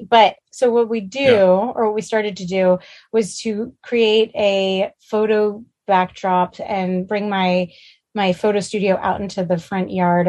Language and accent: English; New York City, New York, United States; Growing up in Manhattan